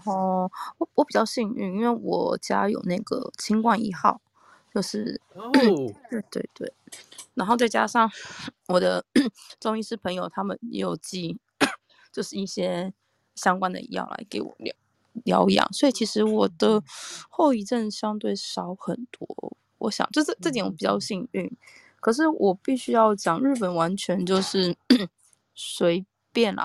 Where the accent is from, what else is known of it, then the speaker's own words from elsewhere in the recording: Taiwan; now in Japan; 我是台湾来的